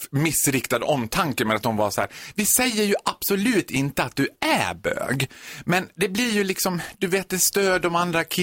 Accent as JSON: {"language": "Swedish", "town": "Borlänge", "region": "Dalarna County", "country": "Sweden", "tie": "born or raised there", "said": "Jag är född och uppvuxen i Borlänge, jag gick på en av de värsta skolorna."}